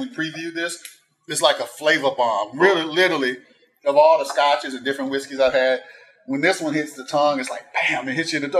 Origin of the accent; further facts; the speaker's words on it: Florida, United States; I grew up in Florida